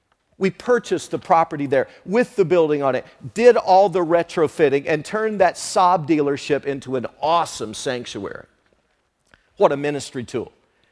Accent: Tennessee, United States; Because I'm a missionary here. I came from Tennessee. I am here on mission for God.

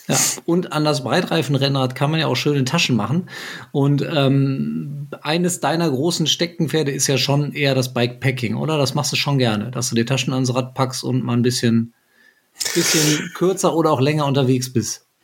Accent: Frankfurt, Hesse, Germany; ich bin ja Frankfurter

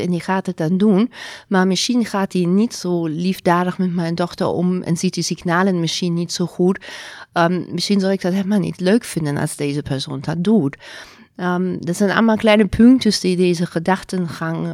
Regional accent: Germany; Dutch is a second language; moved away as an adult; also born or lived in Zurich, Switzerland; now in Netherlands; ik kom niet van Nederland. Ik ben geboren in Duitsland.

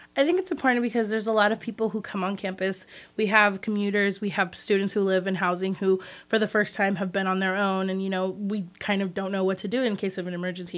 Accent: Redwood City, California, United States; I'm from the Bay Area and a little town called Redwood City

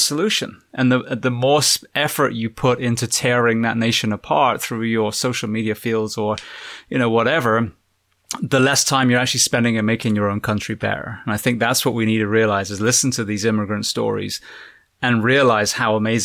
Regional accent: England, United Kingdom; moved away; also born or lived in Australia / Japan

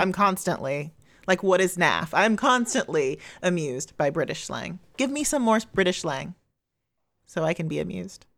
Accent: just outside of Columbus, Ohio, United States; now in Chicago, United States; grew up just outside of Columbus, Ohio, uh, from, like, ten on

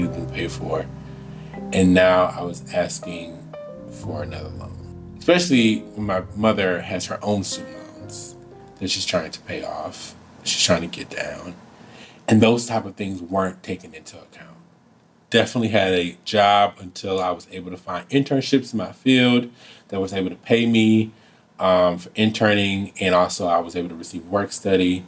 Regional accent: Saginaw, Michigan, United States; moved away as an adult; also born or lived in Washington, D.C.; I'm from Saginaw, Michigan.

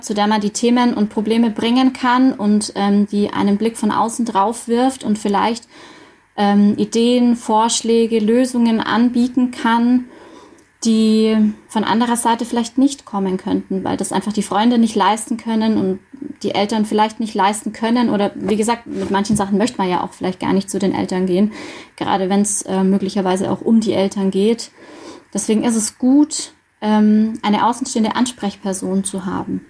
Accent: Dillingen district, Bavaria, Germany; moved away as an adult; also born or lived in Munich, Germany; now in Augsburg, Germany; Ich komme ursprünglich aus dem Landkreis Dillingen

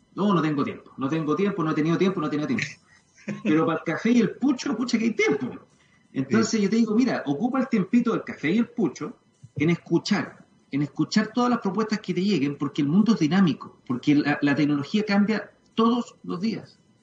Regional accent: Chile

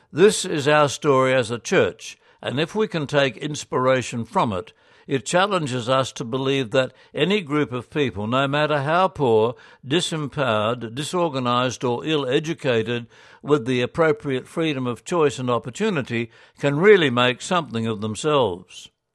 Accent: Australia; as Australian Catholics

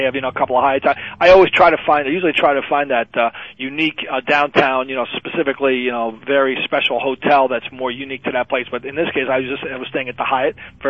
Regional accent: Boston, Massachusetts, United States; we're from Boston

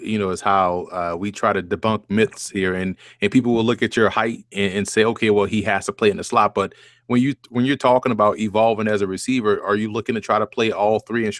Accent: New Orleans, Louisiana, United States; I grew up in New Orleans, and Tulane was the same way.

